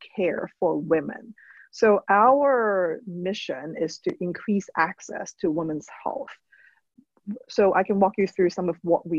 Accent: Hong Kong; now in United States; I'm an immigrant. I grew up in Hong Kong.

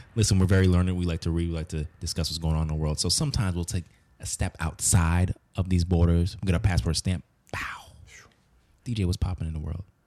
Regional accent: United States; as an American, especially as a Black American

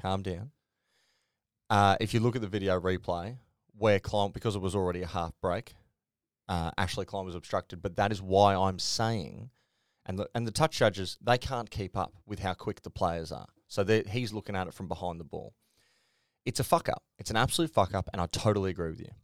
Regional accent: Queensland, Australia; I'm a Queenslander

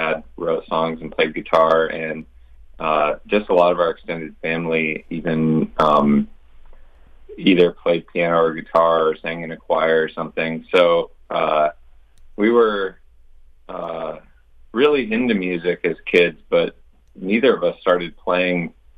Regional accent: Minneapolis, Minnesota, United States; We're from Minneapolis since we were little kids. We're actually from the city proper, the zip code.

